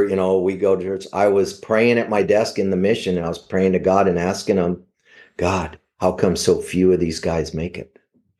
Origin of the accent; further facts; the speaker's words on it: Savannah, Georgia, United States; I grew up in Savannah. I grew up in a tough neighborhood.